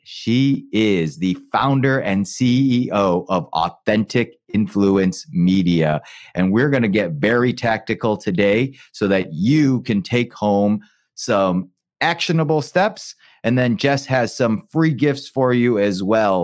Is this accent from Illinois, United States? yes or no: yes; Chicago, Illinois, United States; my hometown, Chicago